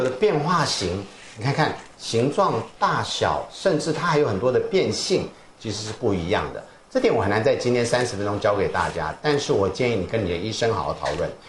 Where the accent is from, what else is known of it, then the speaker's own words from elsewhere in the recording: Taiwan; 我在来自台湾，I come from Taiwan，你懂？